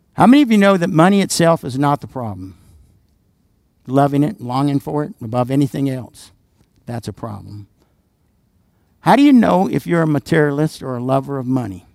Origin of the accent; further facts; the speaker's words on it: the South, United States; I'm from the South